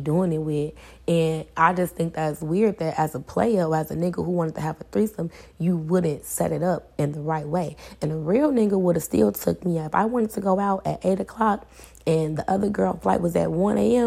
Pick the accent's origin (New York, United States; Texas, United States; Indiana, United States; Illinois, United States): Illinois, United States; Chicago; I'm from Chicago.